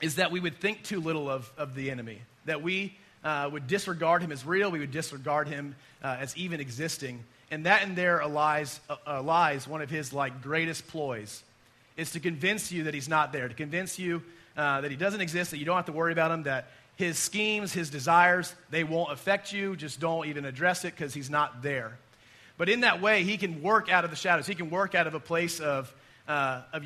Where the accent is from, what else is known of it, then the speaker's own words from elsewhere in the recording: United States; we as American Christians